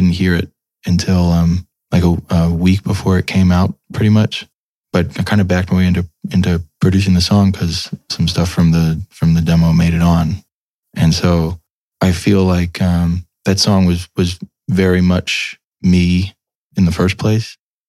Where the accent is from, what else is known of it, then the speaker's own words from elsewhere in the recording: United States; I'm from America. I don't know what this is.